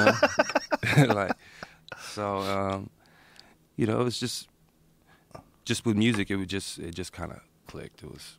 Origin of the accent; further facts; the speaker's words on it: Austin, Texas, United States; also born or lived in New York; I grew up in Austin.